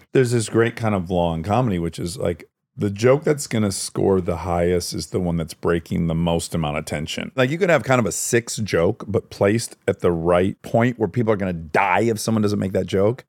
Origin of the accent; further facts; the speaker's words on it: Detroit, Michigan, United States; moved away; I'm from Detroit